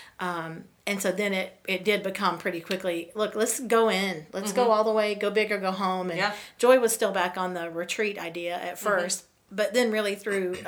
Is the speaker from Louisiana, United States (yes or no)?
yes; the South, Louisiana, United States; moved away as an adult; now in Iowa, United States; I'm from the South